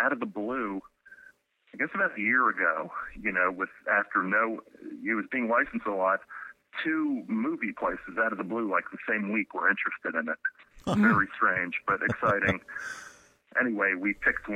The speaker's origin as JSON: {"language": "English", "region": "New York", "country": "United States", "said": "I'm such a New Yorker"}